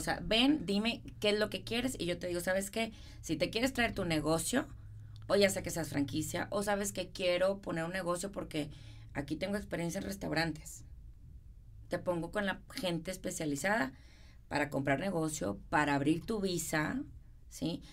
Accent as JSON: {"language": "Spanish", "town": "Monterrey", "region": "Nuevo León", "country": "Mexico", "accent": "regio", "moved": "as an adult", "lives_now": "Houston, United States", "said": "yo soy de Monterrey"}